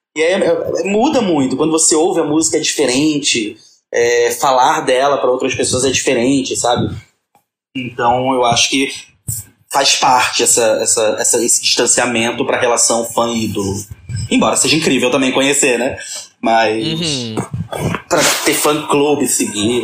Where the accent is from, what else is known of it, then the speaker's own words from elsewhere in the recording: Florianópolis, Santa Catarina, Brazil; moved away as an adult; now in Rio de Janeiro, Brazil; Eu não sou do Rio de Janeiro, eu sou de Florianópolis, mas eu moro no Rio de Janeiro desde 2010